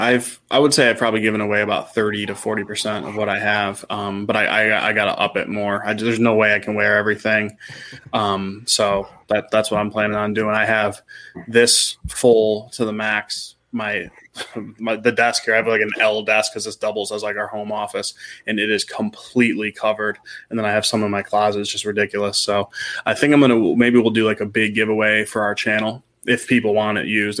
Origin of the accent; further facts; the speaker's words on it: Cleveland, Ohio, United States; born and raised in the Cleveland area